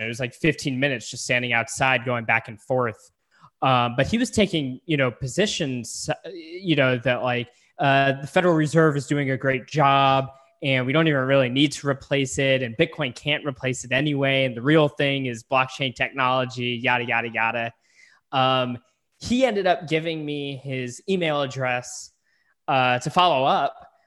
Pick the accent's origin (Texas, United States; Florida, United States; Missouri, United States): Texas, United States; San Antonio; moved away; I'm originally from San Antonio